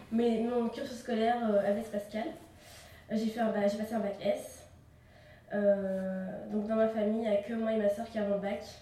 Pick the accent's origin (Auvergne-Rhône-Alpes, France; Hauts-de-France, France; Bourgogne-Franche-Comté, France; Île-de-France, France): Auvergne-Rhône-Alpes, France; Clermont-Ferrand; je suis née à Clermont-Ferrand. j'ai grandi dans ce quartier. Euh, mes parents euh, sont allés au Maroc.